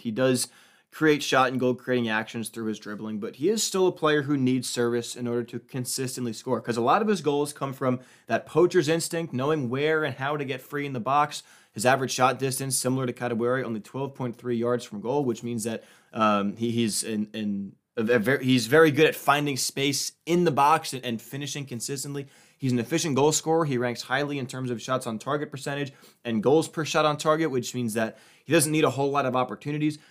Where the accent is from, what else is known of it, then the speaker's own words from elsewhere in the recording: United States; as an American